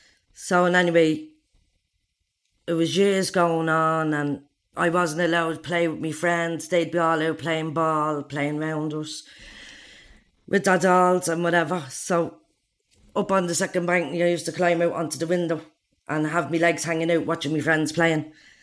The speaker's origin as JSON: {"language": "English", "town": "Dublin", "country": "Ireland", "said": "I'm from Darza Street Flats."}